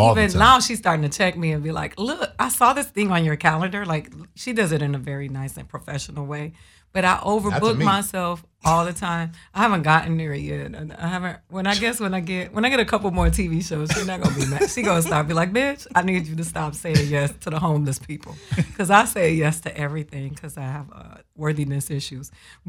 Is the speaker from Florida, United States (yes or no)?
yes; Miami, Florida, United States; I'm from Miami.